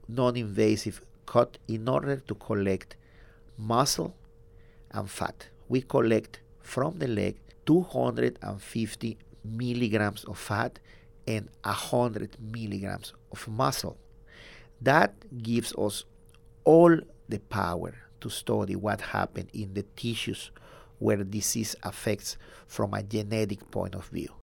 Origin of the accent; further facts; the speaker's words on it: southern Mexico, Mexico; now in San Antonio, United States; I'm from Mexico, the south of Mexico.